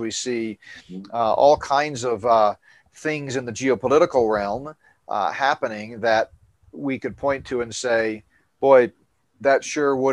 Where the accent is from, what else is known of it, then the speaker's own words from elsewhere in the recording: Northeast, United States; moved away; I grew up in the Northeast, taking field trips to New York all the time